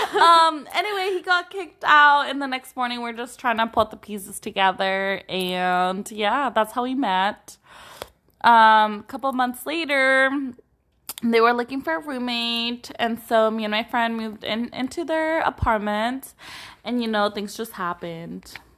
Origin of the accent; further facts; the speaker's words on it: Watsonville, California, United States; I grew up in Waltonville, went to P V